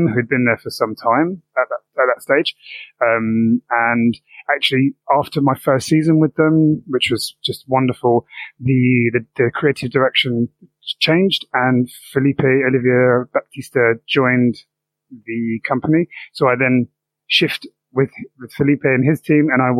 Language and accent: English; London, United Kingdom; I'm born and bred in South East London